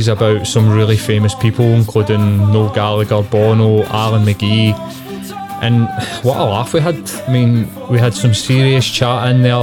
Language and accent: English; Glasgow, Scotland, United Kingdom; I grew up in Carnting.